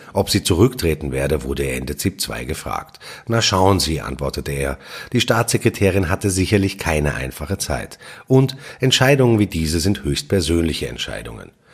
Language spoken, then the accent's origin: German; Austria